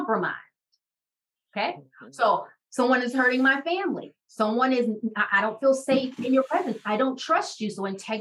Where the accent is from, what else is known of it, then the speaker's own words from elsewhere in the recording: Washington, District of Columbia, United States; Shara and I grew up in Washington, D.C.